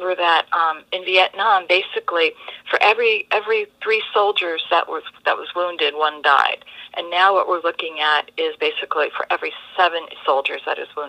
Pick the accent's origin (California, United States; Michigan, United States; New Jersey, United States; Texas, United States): New Jersey, United States; moved away as an adult; also born or lived in Norfolk, Virginia; I'm originally from New Jersey